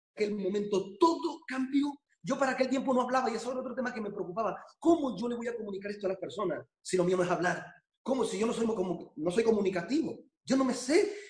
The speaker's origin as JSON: {"language": "Spanish", "country": "Colombia", "moved": "yes", "lives_now": "Barcelona, Spain", "said": "yo soy original de Colombia"}